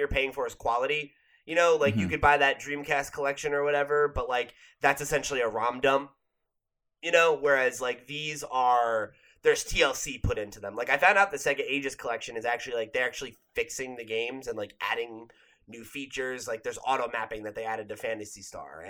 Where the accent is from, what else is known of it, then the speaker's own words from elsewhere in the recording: New Jersey, United States; growing up in New Jersey